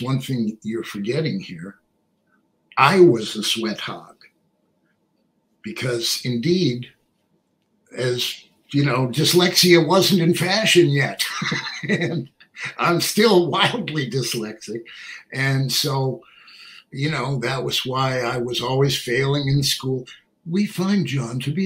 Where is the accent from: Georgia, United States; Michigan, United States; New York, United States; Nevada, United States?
New York, United States; New York City; I'm from Manhattan